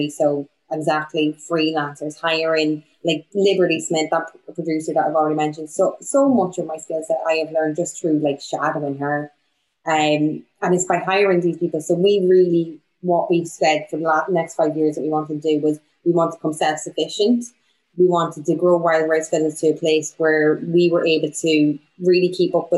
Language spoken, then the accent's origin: English; Bundoran, County Donegal, Ireland; now in Bristol, United Kingdom; I'm from Donegal. I'm from Bundoran.